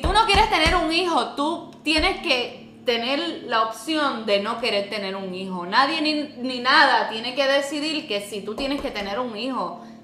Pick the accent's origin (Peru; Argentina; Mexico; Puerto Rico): Puerto Rico; yo no soy de Estados Unidos, yo soy de Puerto Rico